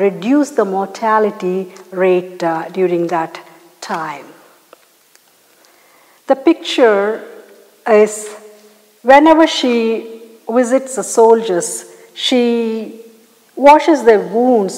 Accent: India; there is a mission hospital close to my hometown in India.

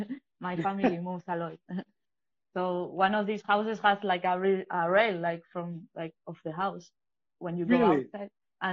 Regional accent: Valencia, Valencian Community, Spain; English is a second language; also born or lived in Bilbao; Yeah, at first, I was born in Bilbao, and I did some skateboard, but when I moved to Valencia, I remember like going to a skate park with my mom.

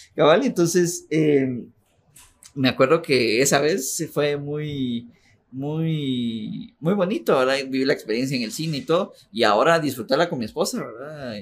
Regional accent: Guatemala; also born or lived in Cobán, Guatemala; toda mi infancia, la que yo me recuerdo, pues, viví en Imajuyú eh, mucho tiempo, casi, casi 20 años vivía

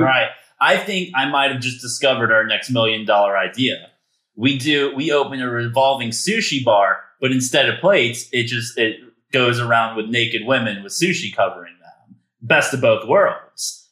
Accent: United States; I'm very good at being your American buffer

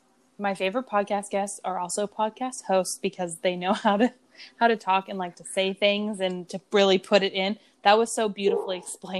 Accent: Plumas County, California, United States; also born or lived in Northern Nevada; now in Texas, United States; So I'm from Plumas County. Like Truckee is an hour from my cool. hometown.

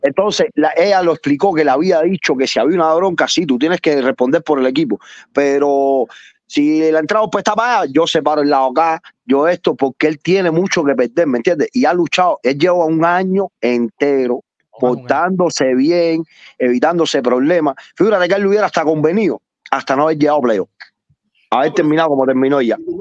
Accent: Cuba; moved away; como los cubanos

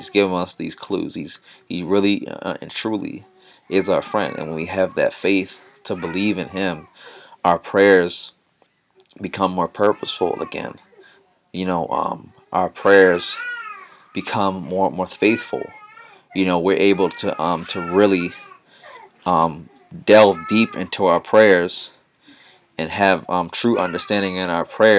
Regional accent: Baltimore, Maryland, United States; moved away as an adult; now in Mitchell, United States; So I'm from Baltimore, Maryland originally, but I am been in South Dakota for the past 3 years.

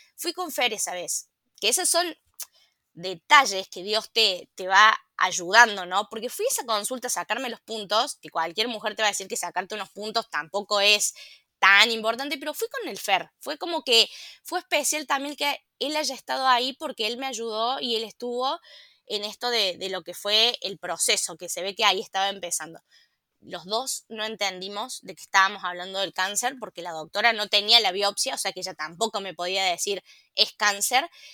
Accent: La Calera, Córdoba, Argentina; yo soy una ciudadana de la ciudad de La Calera

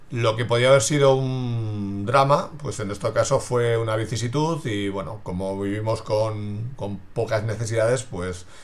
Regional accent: Basel, Basel-Stadt, Switzerland; born there; No nací aquí, sino que nací en Basilea, en Suiza, soy hijo de migrantes y siempre me ha quedado esa marca eh, de admiración por la gente que deja su entorno y busca su futuro en otro lugar.

